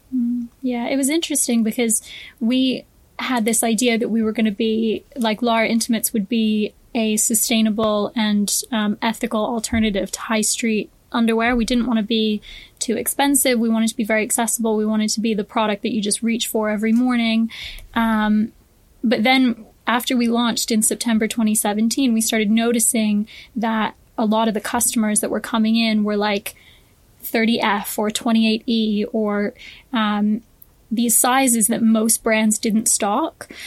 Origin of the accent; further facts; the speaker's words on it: Boston, Massachusetts, United States; moved away as an adult; now in London, United Kingdom; I grew up in Boston in the States um, and I moved to London when I was 18